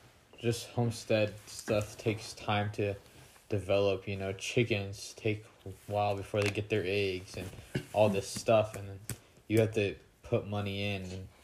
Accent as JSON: {"language": "English", "town": "St. Maries", "region": "Idaho", "country": "United States", "tie": "born or raised there", "also_born_or_lived": "Lewiston, Idaho", "said": "Well, I was born in Lewiston, Idaho. And then I was raised in St. Mary's, Idaho. All the way, basically, till I graduated high school."}